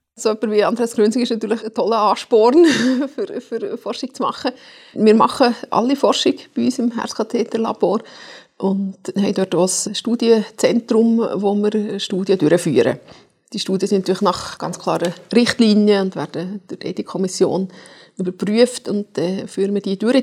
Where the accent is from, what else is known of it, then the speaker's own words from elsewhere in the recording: Zurich, Switzerland; als Zürcher